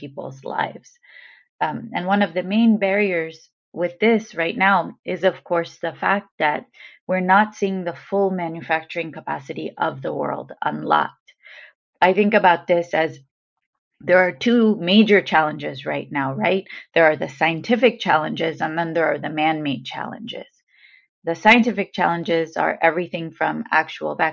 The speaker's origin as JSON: {"language": "English", "country": "United States", "said": "I say this as an American"}